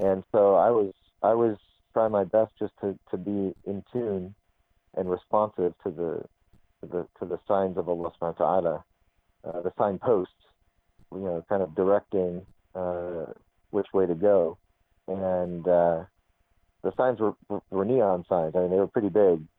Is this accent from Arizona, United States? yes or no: yes; Arizona, United States; I'm an American kid from Arizona